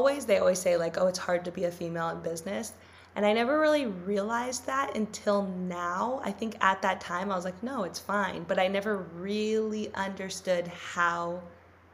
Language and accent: English; Los Angeles, California, United States; I grew up in LA, but like I grew up in the Valley.